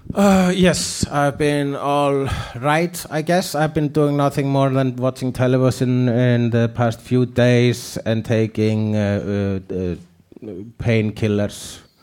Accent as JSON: {"language": "English", "country": "Iceland", "second_language": "English", "said": "I'm an Icelandic person"}